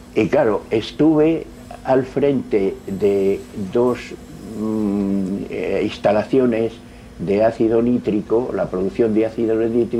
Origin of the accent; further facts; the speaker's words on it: Valladolid, Castile and León, Spain; also born or lived in Avilés, Asturias; Nací en Avilés, un 17 de julio de 1926, pero con tres años de edad, por el traslado de mis padres a Valladolid, vine a vivir con ellos